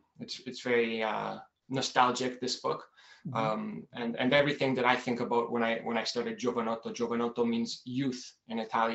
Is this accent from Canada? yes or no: yes; Toronto, Ontario, Canada; also born or lived in Milan; I was born in Canada, in Toronto, Canada, and my mom is from Basilicata, from Italy. She came here when she was really young. My father is Hungarian. That's where my name comes from. … would be … in Italian. I really like the European culture. I speak Italian.